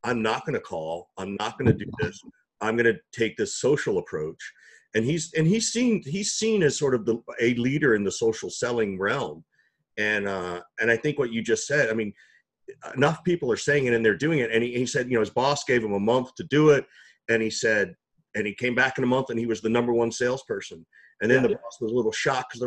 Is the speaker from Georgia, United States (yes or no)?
yes; Macon, Georgia, United States; I grew up in Macon, so Macon, Georgia